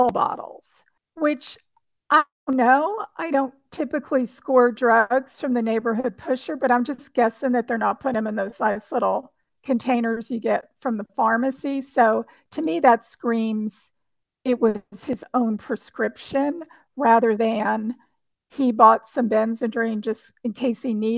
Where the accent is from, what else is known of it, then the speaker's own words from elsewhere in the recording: New Jersey, United States; now in Central Texas, United States; I grew up in New Jersey